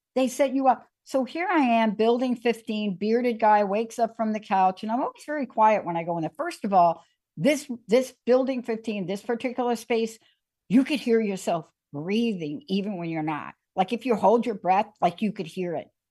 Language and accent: English; New York City, New York, United States; Growing up in the Bronx